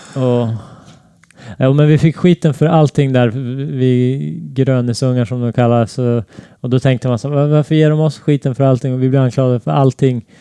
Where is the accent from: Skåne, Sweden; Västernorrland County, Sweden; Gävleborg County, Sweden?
Västernorrland County, Sweden; Näsåker; Jag växte upp i en liten by i Norrland som heter Näsåker